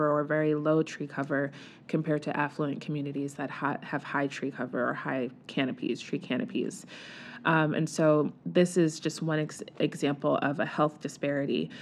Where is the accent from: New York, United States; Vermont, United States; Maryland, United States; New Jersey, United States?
New York, United States; New York City; moved away as an adult; also born or lived in New Rochelle, New York; now in Baltimore, United States; I was born and raised in the Bronx